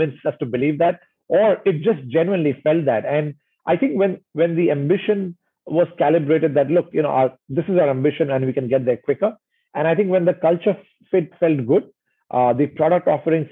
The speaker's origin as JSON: {"language": "English", "country": "India", "tie": "born or raised there", "also_born_or_lived": "Indonesia", "moved": "yes", "lives_now": "Singapore", "said": "growing up in India"}